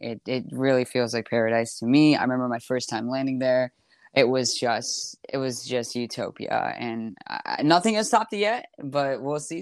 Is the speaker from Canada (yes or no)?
yes; Toronto, Ontario, Canada; also born or lived in Montreal, Quebec; in Toronto right now in my hometown